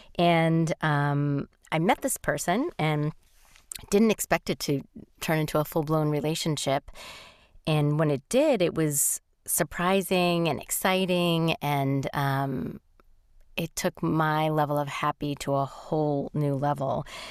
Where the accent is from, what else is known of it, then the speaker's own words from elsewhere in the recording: New York, United States; I'm a New Yorker